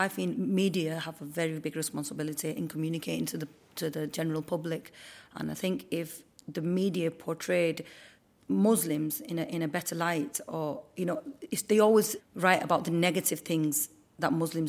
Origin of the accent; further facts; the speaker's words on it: Oldham, North West England, United Kingdom; I was born and bred in Oldham. My parents were from Pakistan. I'm a Muslim, but I'm a British Muslim.